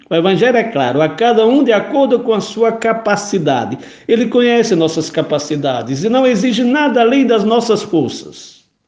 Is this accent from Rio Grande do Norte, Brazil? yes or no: yes; Pau dos Ferros, Rio Grande do Norte, Brazil; quando era menino pequeno, lá no Riacho do Meio, Pau dos Ferros, Rio Grande do Norte